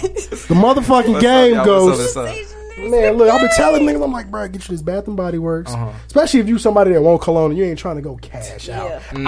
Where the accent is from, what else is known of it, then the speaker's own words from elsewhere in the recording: Aurora, Illinois, United States; moved away; Because I'm from Aurora, Illinois, which is by Chicago.